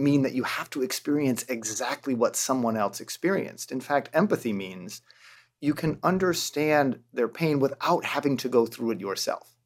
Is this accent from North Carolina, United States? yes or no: no; rural Michigan, United States; growing up in rural Michigan